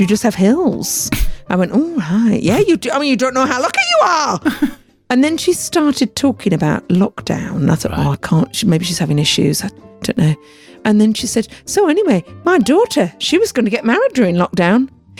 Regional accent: United Kingdom; I was being so British.

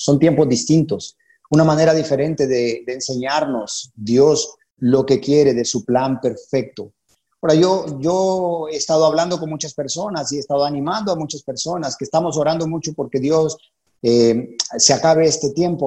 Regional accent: Honduras; moved away as an adult; also born or lived in San Pedro Sula, Honduras; now in Panama; Nos convertimos en la iglesia de San Pedro Sula, allá por eh, abril de 1998 en Honduras. Así que somos catrachos

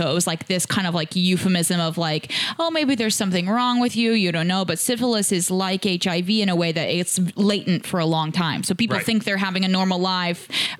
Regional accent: Indianapolis, Indiana, United States; I'm actually from Indianapolis

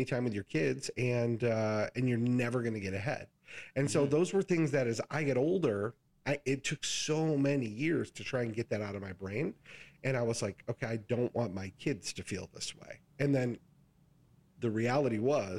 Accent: West Michigan, United States; I grew up in West Michigan, but nobody in my family had any education

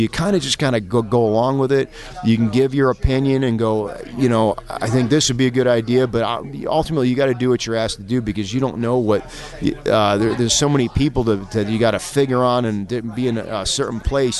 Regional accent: Buffalo, New York, United States; I'm originally from uh, Western New York, around the Buffalo area.

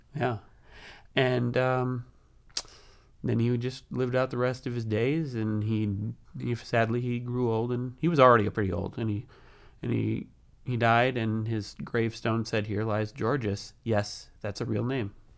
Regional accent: near Wisconsin Dells, United States; I grew up out near Wisconsin Dells, so I've been there many times

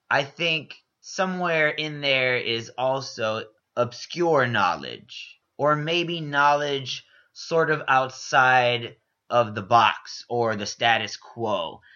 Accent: Houston, Texas, United States; I'm originally from Houston, Texas. Whoop, whoop. H Town.

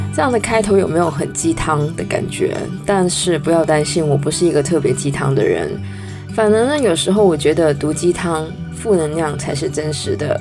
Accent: Canada; 我是在加拿大长大的

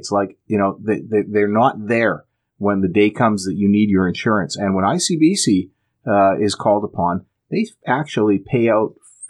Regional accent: Alberta, Canada; now in British Columbia, Canada; I moved here from Alberta, the land of the free. And I still feel that I'm separated from my homeland

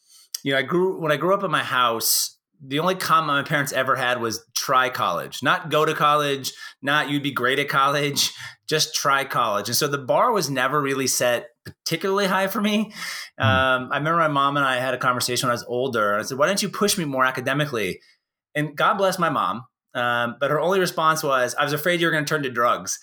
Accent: Portland, United States; also born or lived in San Jose / Staten Island / Tokyo, Japan / Perth, Australia; now in Bend, Oregon, United States; I grew up in Portland

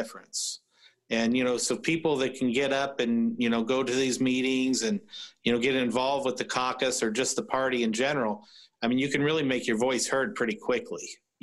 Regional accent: Tippecanoe County, Indiana, United States; my friends and I, we're from Tippecanoe County

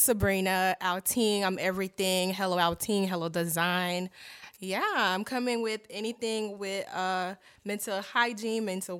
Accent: Miami, Florida, United States; also born or lived in Haiti; Anyways, I'm from Miami, but I was raised in Miami, born in Haiti.

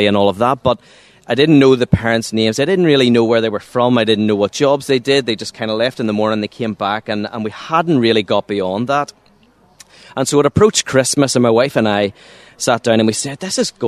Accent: Waringstown, Northern Ireland, United Kingdom; also born or lived in Monkstown; I'm from a little place called Waringstown. It's just outside Lurgan, between Lurgan and Banbridge.

